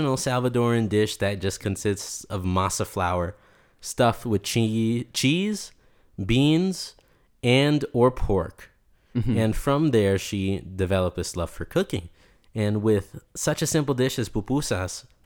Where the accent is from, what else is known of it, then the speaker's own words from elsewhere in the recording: New York City, New York, United States; now in Utah, United States; I grew up in Brooklyn. I grew up in a little neighborhood called Williamsburg that was right by the East River.